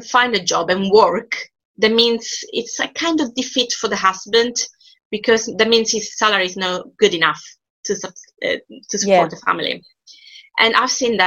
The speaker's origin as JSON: {"language": "English", "town": "Palermo", "region": "Sicily", "country": "Italy", "tie": "born or raised there", "second_language": "English", "moved": "as an adult", "lives_now": "United Kingdom", "said": "I graduated from the University of Palermo, which is my hometown."}